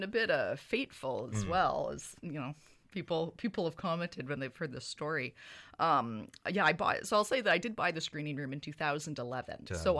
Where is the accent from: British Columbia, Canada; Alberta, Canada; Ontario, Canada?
British Columbia, Canada; Victoria; moved away as an adult; now in Kingston, Canada; So I've lived in Kingston for the past 12 years. I moved here in 2006, but I'm from Victoria, BC originally. So I'm a West Coaster, born and raised on the island.